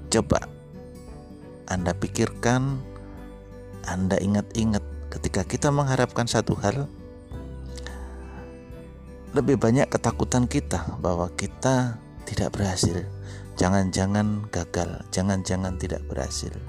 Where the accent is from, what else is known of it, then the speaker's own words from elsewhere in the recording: Samarinda, East Kalimantan, Indonesia; Saya dari Samarinda